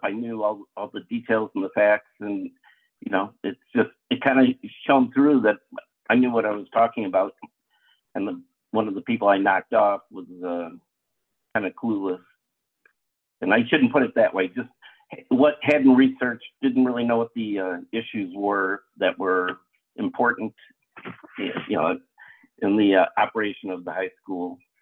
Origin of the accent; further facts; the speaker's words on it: Lake Forest, Illinois, United States; I was uh, born and raised in Lake Forest. Went through Lake Forest public schools